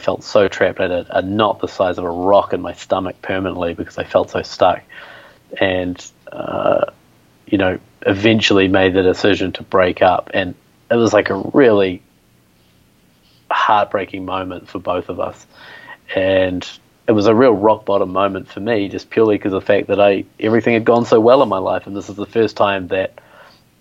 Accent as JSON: {"language": "English", "country": "New Zealand", "tie": "born or raised there", "moved": "yes", "said": "growing up in New Zealand, middle class"}